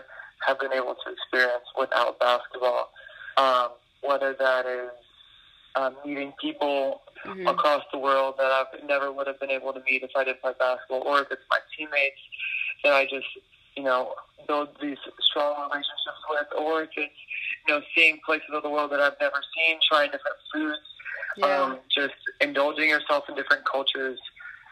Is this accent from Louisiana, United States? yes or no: yes; New Orleans, Louisiana, United States; I'm from New Orleans